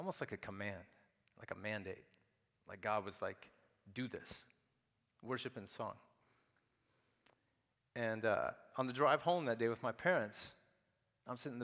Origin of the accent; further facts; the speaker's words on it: Nashville, Tennessee, United States; I was raised in Nashville, Tennessee, from about the age of 3